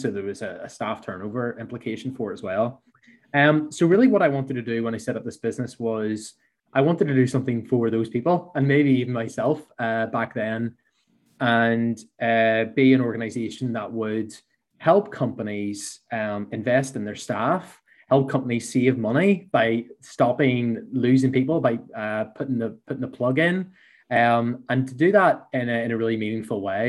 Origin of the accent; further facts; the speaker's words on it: Belfast, Northern Ireland, United Kingdom; accent: Belfast; So I worked for 8 years in a small company here in Belfast, which my accent maybe gives away